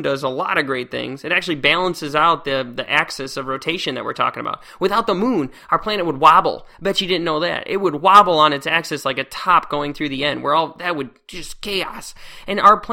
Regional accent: Northern Illinois, United States; I grew up in Northern Illinois, and there's just lakes just everywhere.

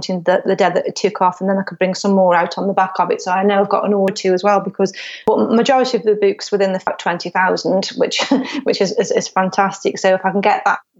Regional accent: Stoke-on-Trent, West Midlands, United Kingdom; it's my hometown

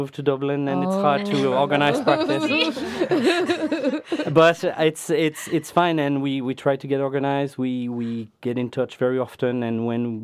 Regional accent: France; moved away; I am from France

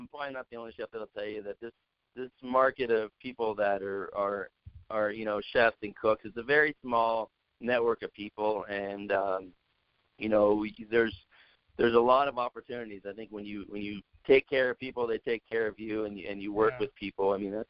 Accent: West Coast, United States; now in Denver, United States; Like I said, I grew up on the West Coast, so Denver fit myself and my family

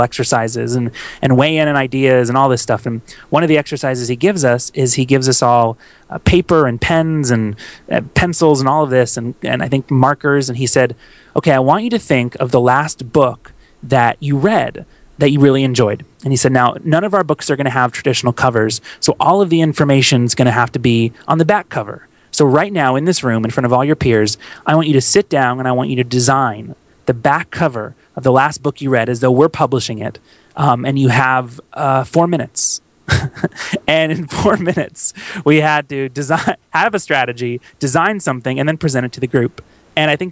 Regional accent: Tampa, Florida, United States; moved away; my hometown of Tampa, Florida

